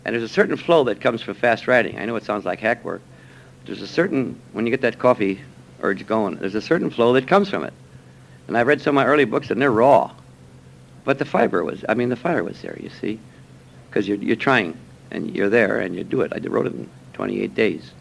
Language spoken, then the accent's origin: English; Milwaukee, Wisconsin, United States; The people I grew up with in Milwaukee, I would say at least half of them were better than I was when we had this writers' club in Milwaukee.